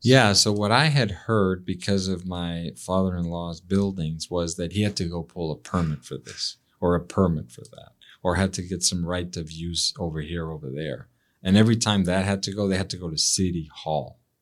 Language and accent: English; Mexico; moved away as an adult; also born or lived in Mexico City; now in United States; growing up in Mexico